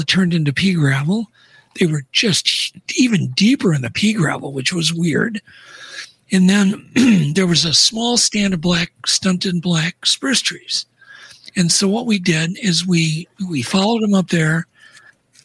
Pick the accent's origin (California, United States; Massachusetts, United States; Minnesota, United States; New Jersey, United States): Minnesota, United States; in here in north of Minneapolis, about 20 miles